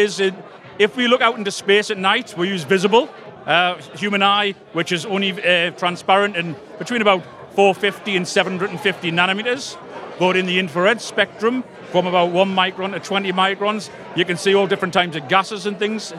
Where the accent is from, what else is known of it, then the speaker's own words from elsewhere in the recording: South Shields, North East England, United Kingdom; From South Shields in the northeast of England.